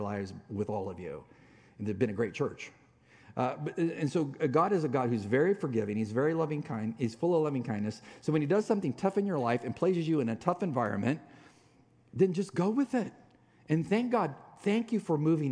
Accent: San Diego, California, United States; moved away as an adult; also born or lived in Dallas, Texas; we're from San Diego

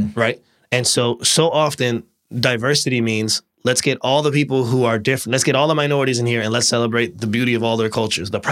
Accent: Bartlett, Illinois, United States; Actually, I grew up in Bartlett

